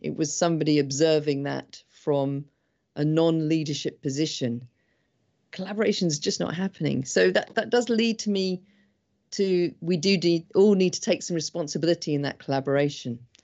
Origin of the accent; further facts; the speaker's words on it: England, United Kingdom; I'm English